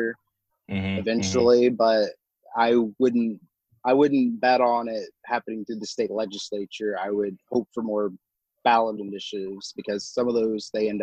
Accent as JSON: {"language": "English", "town": "Shawnee", "region": "Oklahoma", "country": "United States", "said": "I'm from more the central part of Oklahoma, Shawnee, which is about an hour east of Oklahoma City"}